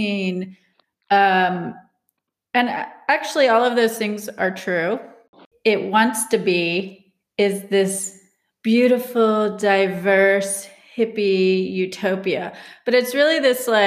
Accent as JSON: {"language": "English", "town": "Charlotte", "region": "North Carolina", "country": "United States", "tie": "born or raised there", "also_born_or_lived": "Asheville", "moved": "yes", "said": "I grew up in Charlotte"}